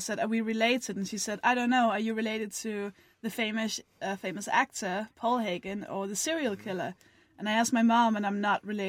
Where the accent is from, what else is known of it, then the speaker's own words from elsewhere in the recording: Denmark; moved away as an adult; now in England; I'm from Denmark.